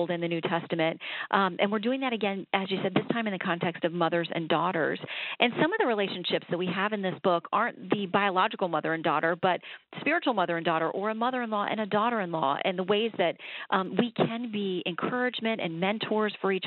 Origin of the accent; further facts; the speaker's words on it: Sanford, Florida, United States; I'm born and raised in Sanford